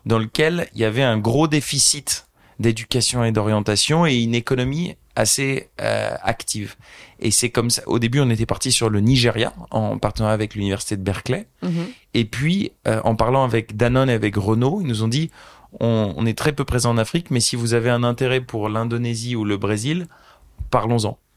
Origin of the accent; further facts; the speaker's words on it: Beauvais, Hauts-de-France, France; moved away as an adult; also born or lived in Argentina / United Arab Emirates / United States / Brazil; j'ai grandi à Beauvais